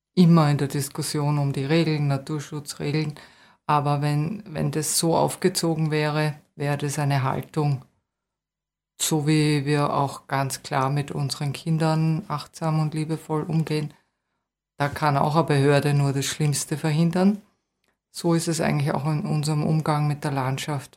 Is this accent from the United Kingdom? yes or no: no; Vienna, Austria; moved away as an adult; also born or lived in Waldviertel / Salzkammergut; now in Bad Mitterndorf, Austria; als Wienerin, das war schon damals ein bisschen seltsam auf der BOKU